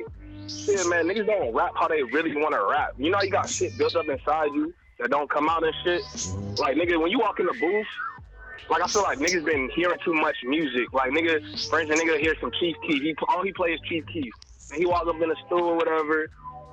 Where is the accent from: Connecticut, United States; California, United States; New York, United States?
California, United States; Los Angeles; moved away; also born or lived in the South; I'm born and raised in LA, that's my hood